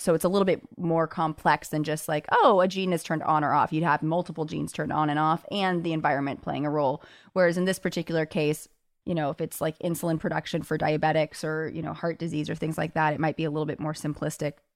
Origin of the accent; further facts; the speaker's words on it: Los Angeles, California, United States; moved away as an adult; now in New York, United States; I grew up in Los Angeles where, you know, I took the bus as a kid